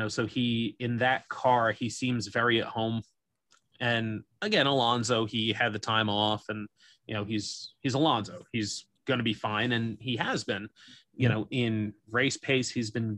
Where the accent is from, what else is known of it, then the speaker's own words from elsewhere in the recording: United States; we're American